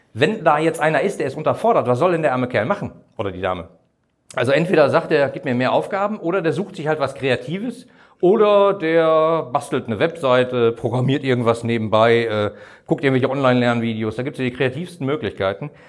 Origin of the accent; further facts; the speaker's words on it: Bochum, North Rhine-Westphalia, Germany; in meiner Heimatstadt in Bochum